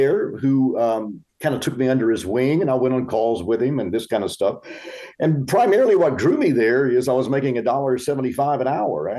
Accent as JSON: {"language": "English", "town": "Macon", "region": "Georgia", "country": "United States", "tie": "born or raised there", "also_born_or_lived": "Jacksonville / Talladega", "said": "I was born in Jacksonville, Florida. We spent a little bit of time there. We moved to Georgia, and then we went to Talladega, Alabama"}